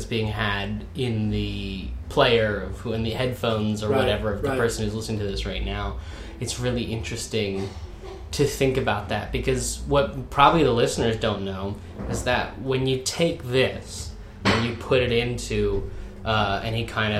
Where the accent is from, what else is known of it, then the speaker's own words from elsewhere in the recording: Virginia, United States; accent: Southern; because I come from the South. From the southern United States. Like, folks back home don't talk like I do.